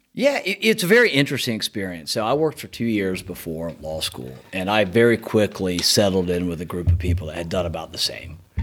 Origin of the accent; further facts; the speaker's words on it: Marietta, Georgia, United States; I grew up in East Cobb, Marietta